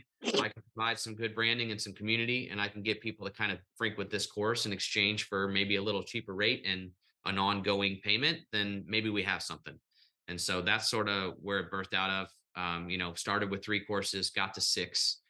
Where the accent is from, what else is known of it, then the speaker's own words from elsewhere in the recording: St. Louis, Missouri, United States; I wish we had this in St. Louis. And Bartels was like, it is in St. Louis. I'm from North County.